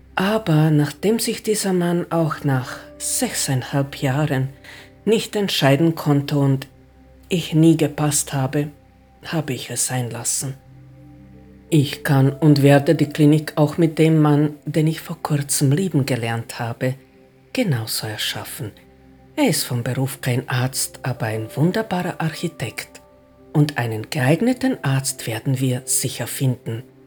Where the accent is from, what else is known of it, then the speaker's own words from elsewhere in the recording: Osijek, Osijek-Baranja County, Croatia; moved away; in meiner Geburtsstadt